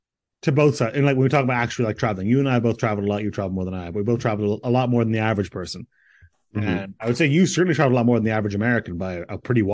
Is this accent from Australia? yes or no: no; Ireland; I'm from Ireland.